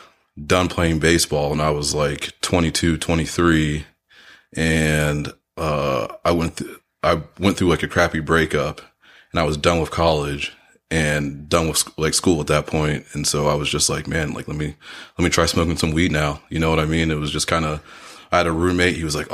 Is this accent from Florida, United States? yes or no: yes; Orlando, Florida, United States; now in Michigan, United States; I grew up in Orlando, so we played baseball year round all the time there.